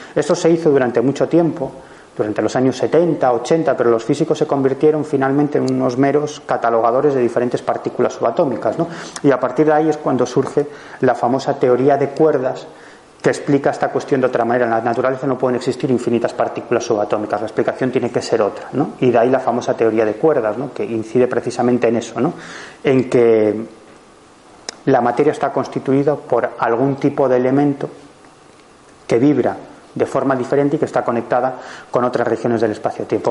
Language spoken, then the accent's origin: Spanish; Galicia, Spain; yo soy gallego